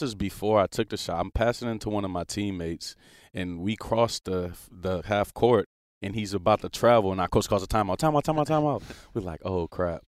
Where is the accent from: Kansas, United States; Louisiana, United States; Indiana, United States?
Louisiana, United States; New Orleans; moved away; I lived there all my life, literally